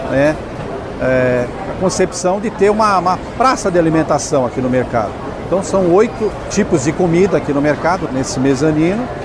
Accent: Guaratinguetá, São Paulo, Brazil; uns 250 quilômetros da minha cidade natal, Guaratinguetá

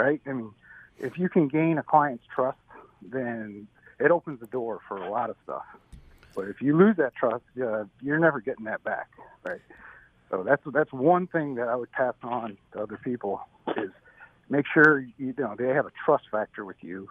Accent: Syracuse, New York, United States; moved away as an adult; also born or lived in California; I'm from Syracuse, New York. I grew up there. I was there until about I was 21 years old when I headed off to California

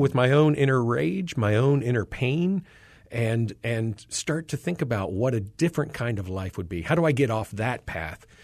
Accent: North Carolina, United States; as a kid in high school, uh, growing up in North Carolina

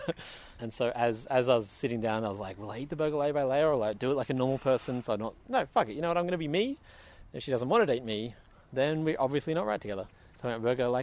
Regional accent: Melbourne, Victoria, Australia

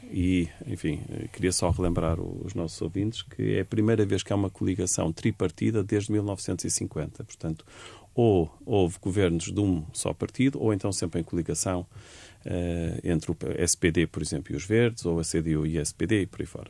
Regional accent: Portugal; enquanto portugueses

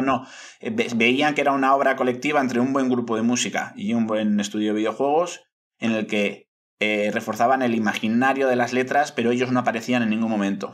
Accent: Bilbao, Basque Country, Spain; soy muy, soy muy, muy bilbaíno y me gusta fardar de ciudad allá donde voy

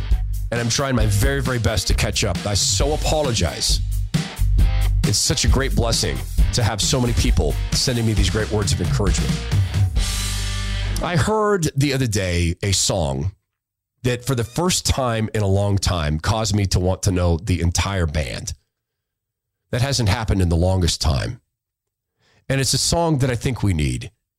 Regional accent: Washington, United States; now in Queen Creek, United States; having been born and raised in Washington State. My mom and siblings still live there. God help them. But my husband and I have always voted with our feet and our pocketbooks and decided to move down to Arizona about 9 years ago.

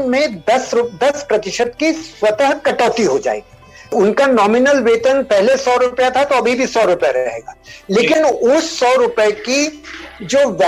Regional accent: Rajasthan, India; देखिए मैं मारवाड़ी हूं तो उनमें कहावत है कि बनिए की दो पूर्णिमा एक सी नहीं होती

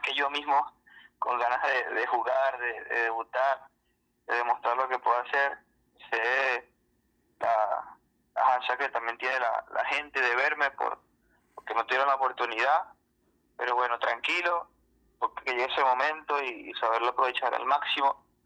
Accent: Venezuela; moved away as an adult; now in Peru; era un jugador de nombre en mi país

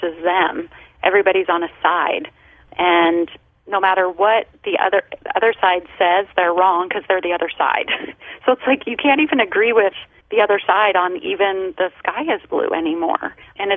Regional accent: Colorado, United States; now in Southern California, United States; I grew up in Colorado.

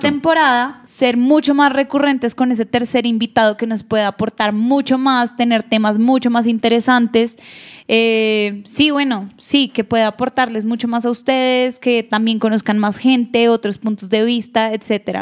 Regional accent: Bogotá, Colombia; los dos somos rolos, vivimos en Bogotá

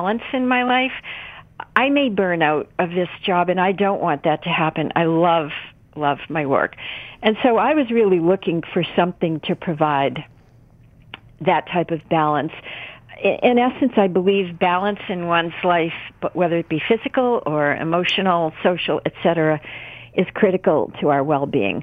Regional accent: New England, United States; I was raised in New England. You know, we have a strong work ethic in this region of the country

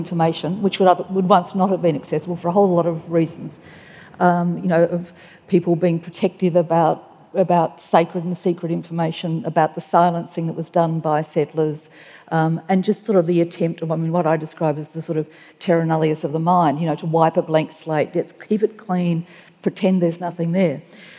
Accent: Australia; one of the beauties of growing up in Australia in the period that I have is that more has been revealed.

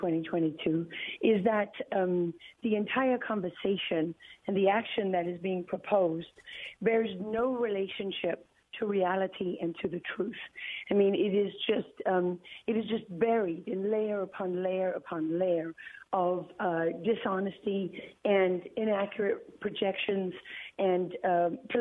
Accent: Durban, KwaZulu-Natal, South Africa; Durban, the city where I was born

